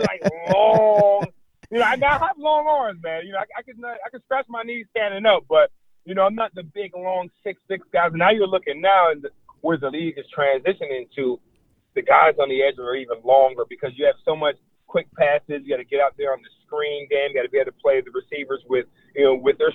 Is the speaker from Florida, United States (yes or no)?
yes; Florida, United States; growing up in Florida